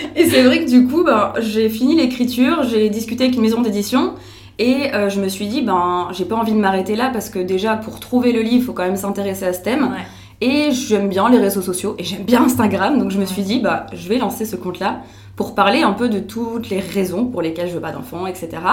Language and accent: French; France; now in Belgium; je suis française, mais j'habite en Belgique maintenant.